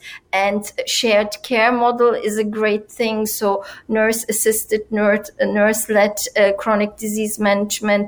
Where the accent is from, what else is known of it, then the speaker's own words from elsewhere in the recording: Turkey; in my country, and I come from Turkey